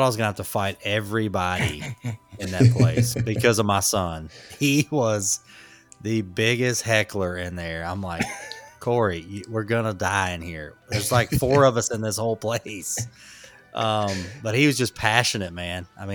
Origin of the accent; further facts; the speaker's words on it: Atlanta, Georgia, United States; moved away as an adult; also born or lived in Marietta, Georgia; now in Charlotte, United States; we're from Atlanta. I was born and raised there. I was actually born in Marietta